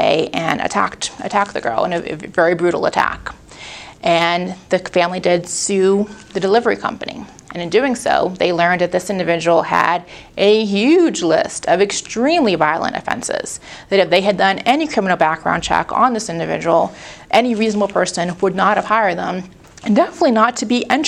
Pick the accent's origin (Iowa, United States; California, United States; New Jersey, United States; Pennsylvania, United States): Pennsylvania, United States; Pittsburgh; I'm from Pittsburgh